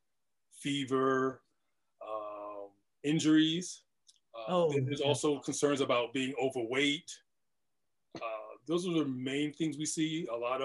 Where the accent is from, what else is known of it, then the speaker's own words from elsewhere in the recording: East Coast, United States; moved away as an adult; now in Los Angeles, United States; I'm originally from the East Coast